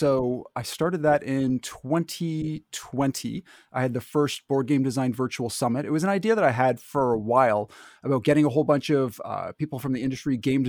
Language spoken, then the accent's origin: English; Canada; I don't have an accent. What are you talking about? I'm Canadian.